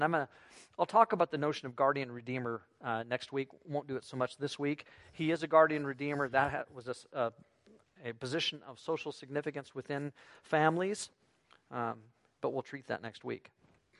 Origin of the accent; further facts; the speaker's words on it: United States; now in Canada; I'm an American, become Canadian